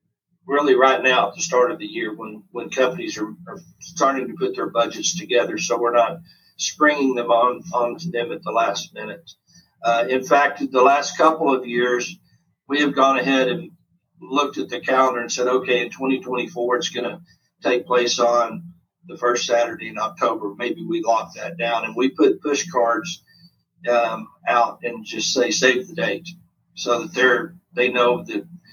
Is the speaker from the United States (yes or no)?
yes; United States; being an American